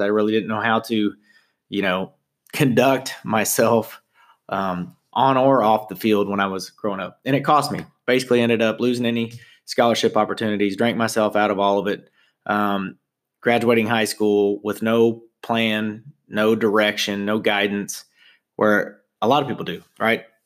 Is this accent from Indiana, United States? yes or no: yes; Southern Indiana, United States; I'm from Southern Indiana